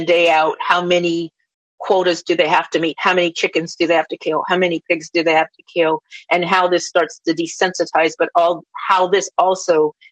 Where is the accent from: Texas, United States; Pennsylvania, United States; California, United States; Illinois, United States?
California, United States; Los Angeles; also born or lived in Beverly Hills / North Carolina (Lumbee lineage); I'm from LA. I've lived in Beverly Hills and all over Southern California and Northern California.